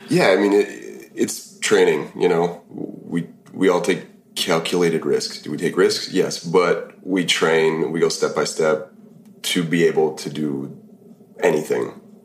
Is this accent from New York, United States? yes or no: no; Minnesota, United States; I'm from from Minnesota